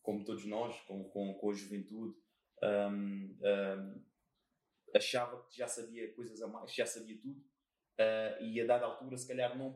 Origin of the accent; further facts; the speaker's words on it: Montijo, Setúbal, Portugal; Que idade tens? 33 anos. De onde és? Sou do Montijo.